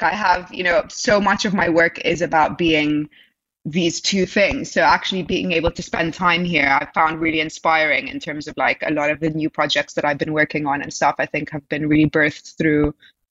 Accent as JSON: {"language": "English", "country": "Egypt", "said": "So I'm from Egypt, obviously, and I have lived here in the past just briefly for a year when I was 12."}